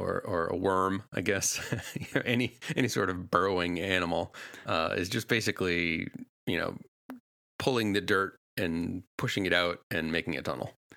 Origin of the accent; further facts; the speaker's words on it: New England, United States; I grew up in New England.